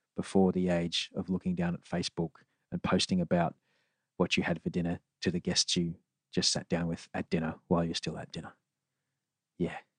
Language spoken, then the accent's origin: English; Queensland, Australia; I grew up in Queensland